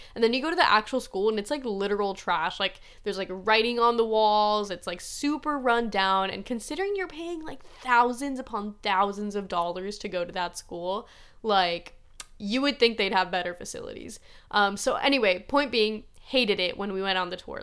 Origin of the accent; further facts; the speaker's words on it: Midwest, United States; that's just not how I grew up